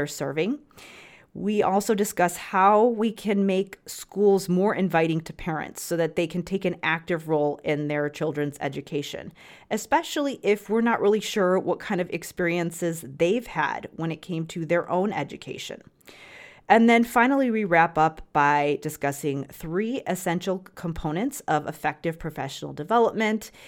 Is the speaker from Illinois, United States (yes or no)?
yes; Chicago suburbs, Illinois, United States; I'm from the Chicago area as well, but but from the suburbs.